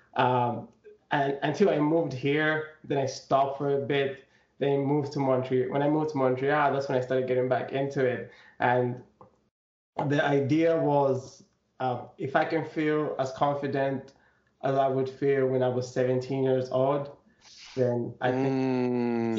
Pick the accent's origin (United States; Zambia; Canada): Zambia; I come from Zambia, and I'm half. I'm from a half Chewa, half Tumbuka tribe.